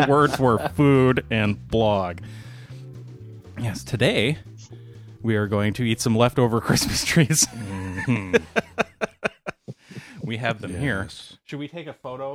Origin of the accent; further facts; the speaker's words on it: Racine, Wisconsin, United States; my hometown of Racine, Wisconsin